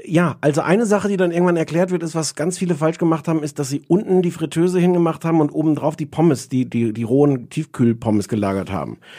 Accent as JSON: {"language": "German", "country": "Germany", "said": "als Deutscher"}